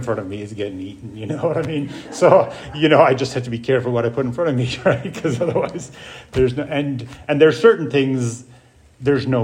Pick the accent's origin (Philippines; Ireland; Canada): Ireland; moved away; I grew up in Ireland. I grew up in an alcoholic home on a farm